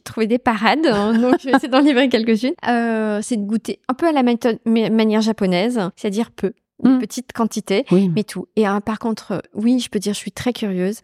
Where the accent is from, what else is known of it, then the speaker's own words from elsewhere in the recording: Brittany, France; moved away; also born or lived in Japan; la Bretagne qui est, on va dire, que j'ai que j'ai quittée assez tôt finalement, mais qui me définit aussi beaucoup, entourée euh, d'une famille de gastronomes, euh, avec le produit au cœur de mon enfance